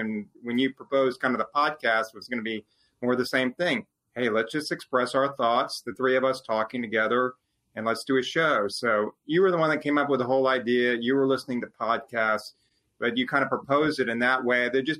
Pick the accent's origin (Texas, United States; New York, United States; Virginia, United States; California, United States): Texas, United States; I grew up as an Astros fan. I grew up as a Texan, or excuse me, not a Texans fan.